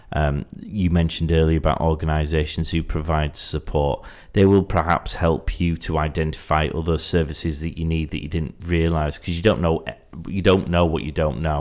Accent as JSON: {"language": "English", "region": "Yorkshire and the Humber", "country": "United Kingdom", "said": "I'm from Yorkshire"}